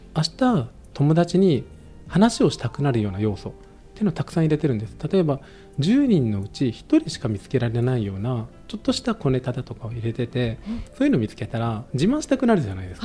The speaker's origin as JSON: {"language": "Japanese", "region": "Okayama", "country": "Japan", "tie": "born or raised there", "moved": "yes", "lives_now": "Fukuoka, Japan", "said": "私も岡山出身でして、はい、福岡ではないんですが福岡で会社やるようになって"}